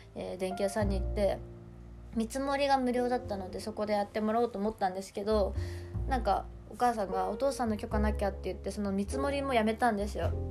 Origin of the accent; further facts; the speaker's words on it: Hokkaido, Japan; now in Tokyo, Japan; 私は北海道出身